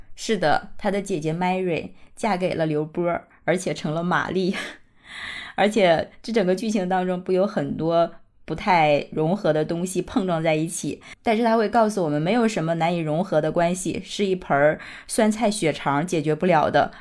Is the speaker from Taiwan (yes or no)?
no; Northeast China, China; accent: Northeastern (Dongbei); 我就是一个土生土长的东北人